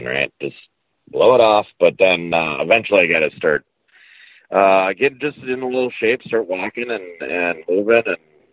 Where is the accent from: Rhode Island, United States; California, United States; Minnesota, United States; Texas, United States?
Minnesota, United States; moved away as an adult; also born or lived in New Mexico; growing up in Minnesota, I didn't play in a lot of AJGAs and national events